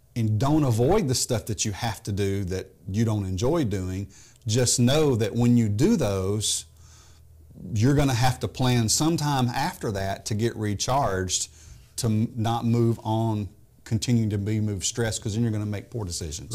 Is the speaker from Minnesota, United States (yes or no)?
no; Memphis, Tennessee, United States; moved away as an adult; also born or lived in Texas; I grew up in Memphis